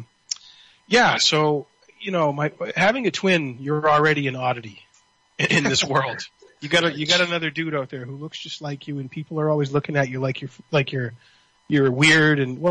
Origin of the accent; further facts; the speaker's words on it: Somerville, Massachusetts, United States; also born or lived in Cambridge, Massachusetts; we're from Somerville. We were born in Somerville, and we lived in Cambridge, now near Mount Auburn